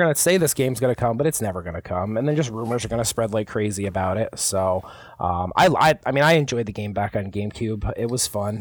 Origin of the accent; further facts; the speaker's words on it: Albany, New York, United States; now in Buffalo, United States; I'm originally from the Albany area